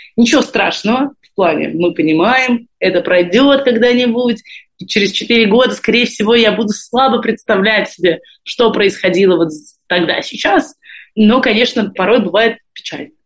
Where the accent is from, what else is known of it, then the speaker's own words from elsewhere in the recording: Moscow, Russia; moved away as an adult; also born or lived in Saint Petersburg; now in Israel; я из э, Москвы, но последние 10 лет прожила в Петербурге